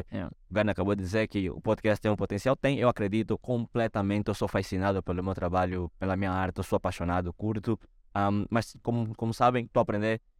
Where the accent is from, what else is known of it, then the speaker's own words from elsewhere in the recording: Angola; now in Portugal; como angolano, estar em Portugal me abriu muito a visão, me abriu o potencial.